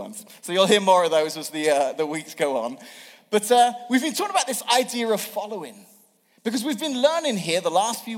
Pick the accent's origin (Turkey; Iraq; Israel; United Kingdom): United Kingdom; England; now in Washington, United States; I'm from England and grew up there.